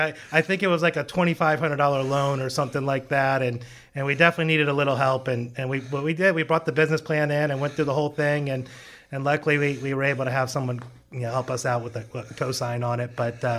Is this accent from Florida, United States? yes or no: yes; Palm Beach Gardens, Florida, United States; So I've actually been here since I was born. I was born in Palm Beach Gardens Hospital a long time ago.